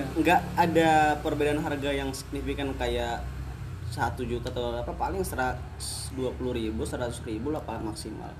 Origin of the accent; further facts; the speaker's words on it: Batam, Riau Islands, Indonesia; Batam sih rumah kita